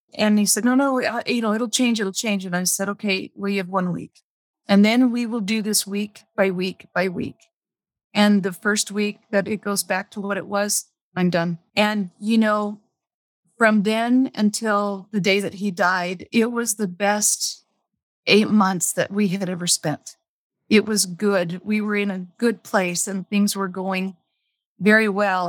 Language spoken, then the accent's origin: English; Las Vegas, Nevada, United States; I was raised in Las Vegas, actually on the way outskirts of Las Vegas